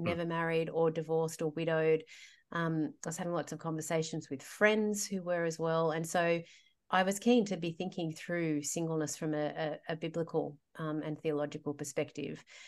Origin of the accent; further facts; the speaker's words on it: Sydney, New South Wales, Australia; I'm from Sydney. I grew up here.